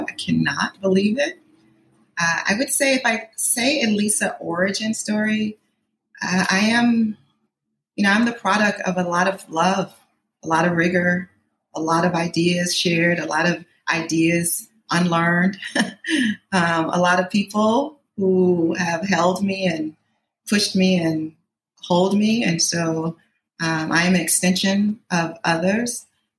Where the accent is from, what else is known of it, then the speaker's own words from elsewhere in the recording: Atlanta, Georgia, United States; moved away as an adult; also born or lived in Boston; I'm from Atlanta, Georgia. I was in Atlanta. I'm a Grady baby. Anybody who knows Atlanta knows what that really means. So I'm really from Atlanta, not in any fields, not outside of it, like straight up inside the perimeter. I was in Atlanta through college.